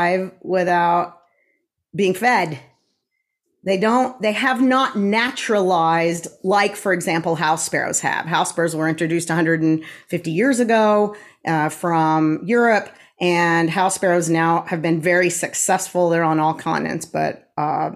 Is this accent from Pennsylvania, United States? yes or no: no; Tulsa, Oklahoma, United States; I am a Tulsan as well. I was born in Tulsa, moved away for a little while, and then have been here again since 1988.